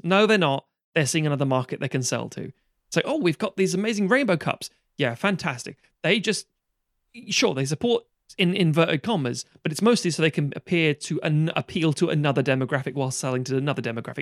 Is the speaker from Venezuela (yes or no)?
no; United Kingdom; I grew up on Amer-, as we all did in this country, American T V series